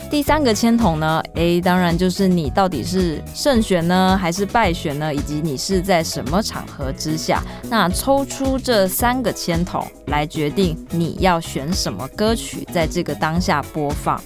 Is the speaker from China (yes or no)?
no; Kaohsiung, Taiwan; 我的家乡